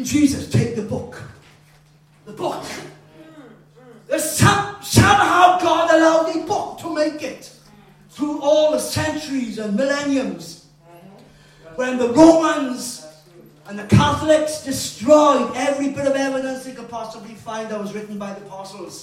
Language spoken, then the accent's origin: English; Wales, United Kingdom; I am a Welshman.